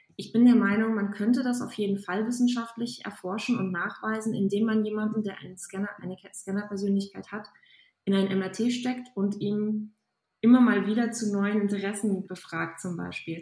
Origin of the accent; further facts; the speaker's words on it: Aachen, North Rhine-Westphalia, Germany; Ich komme aus der Ecke von Aachen